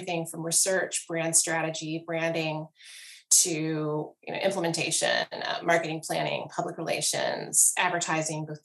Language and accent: English; Columbia, South Carolina, United States; I'm from Columbia